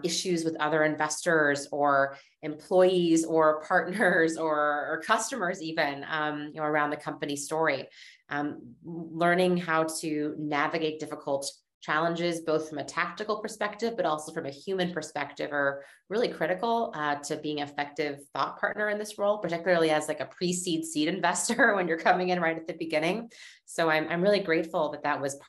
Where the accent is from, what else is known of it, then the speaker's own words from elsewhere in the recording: Seattle, Washington, United States; moved away; also born or lived in East Coast; I was from Seattle and I was interested in the idea of returning home